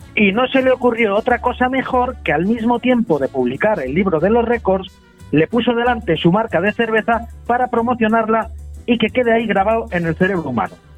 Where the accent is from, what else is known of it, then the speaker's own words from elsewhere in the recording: Spain; los españoles somos también muy buenos en justificarnos